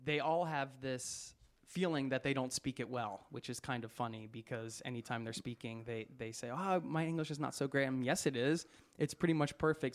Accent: outside of Philadelphia, Pennsylvania, United States; also born or lived in Boulder, Colorado; now in Oslo, Norway; When you're born outside of Philadelphia

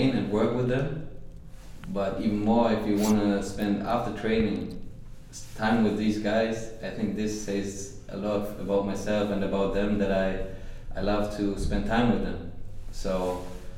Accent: Germany; English is a second language; moved away as an adult; also born or lived in Austria; now in New York, United States; I went from Germany to Austria, so it was also a little bit far away from my hometown

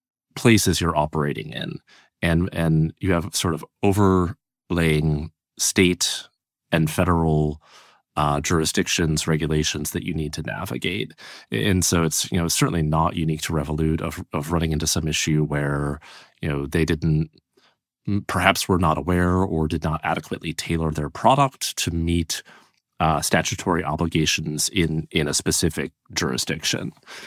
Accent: Illinois, United States; even though I am originally from Illinois

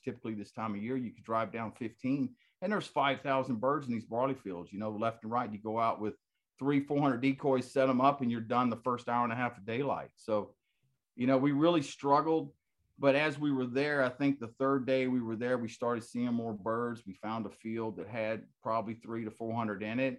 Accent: Texas, United States; moved away as an adult; now in Anchorage, United States; originally I'm from Texas

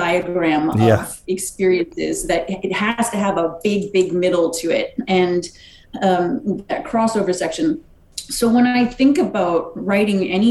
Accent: Wisconsin, United States; moved away; I'm from Wisconsin. We're used to, you know, fairly miserable weather for most of the time

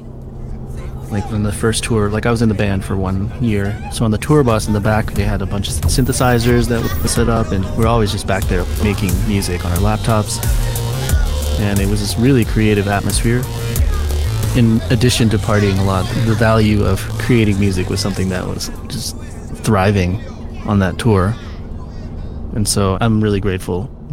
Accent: Virginia, United States; also born or lived in Ithaca, New York; I grew up in Virginia

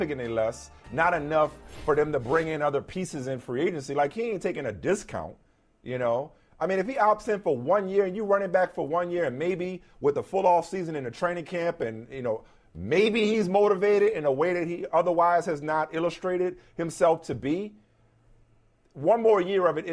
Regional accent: New Orleans, Louisiana, United States; my hometown New Orleans

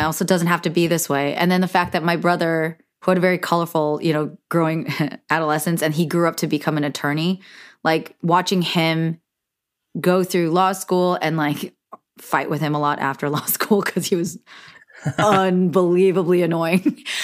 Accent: Silicon Valley, California, United States; We're both from Silicon Valley

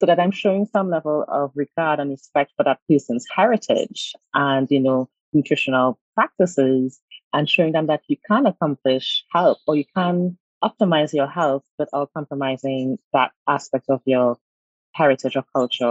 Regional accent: Trinidad & Tobago; also born or lived in United States; I'm from Trinidad and Tobago

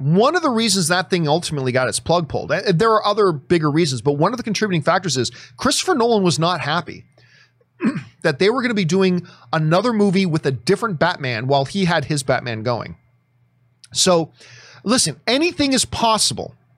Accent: Hamilton, Ontario, Canada; my hometown of Hamilton

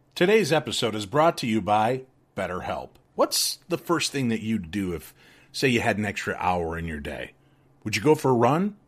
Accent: Illinois, United States; growing up in Illinois

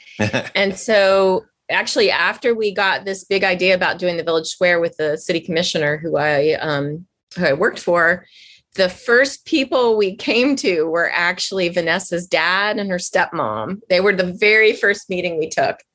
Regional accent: Washington, District of Columbia, United States; moved away; growing up in Washington at the time

